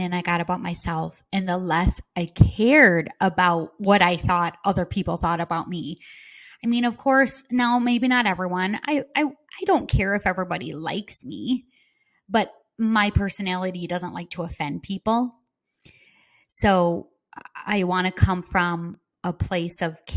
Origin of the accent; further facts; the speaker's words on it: Midwest, United States; accent: Midwest; now in Florida, United States; I have my Midwest accent